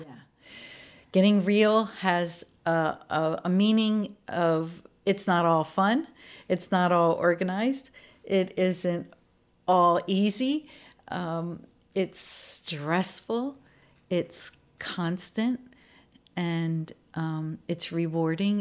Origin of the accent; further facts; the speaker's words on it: Maryland, United States; moved away; I was born in Maryland, uh, just about twenty miles northeast of Baltimore. So I was out in a rural area